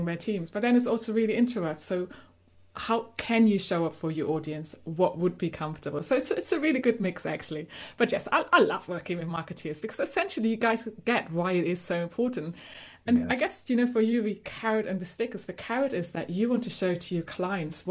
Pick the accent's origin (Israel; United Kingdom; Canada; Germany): Germany; accent: German; moved away; So you might have guessed by my accent, I'm actually originally from Germany